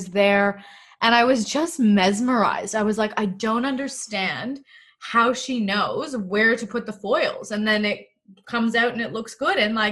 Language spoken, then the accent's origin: English; Toronto, Ontario, Canada; moved away as an adult; now in Melbourne, Australia; I'm originally from Toronto, Canada, and I'm currently living in lockdown in Melbourne.